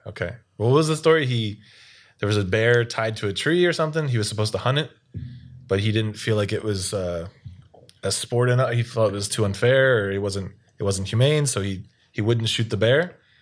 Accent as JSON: {"language": "English", "town": "Baltimore", "region": "Maryland", "country": "United States", "moved": "yes", "lives_now": "South Korea", "said": "No one knows where Baltimore is"}